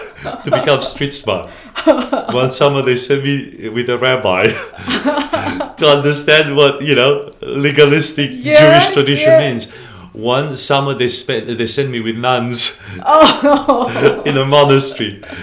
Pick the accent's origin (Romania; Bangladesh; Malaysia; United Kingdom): Romania; now in Australia; I grew up in Romania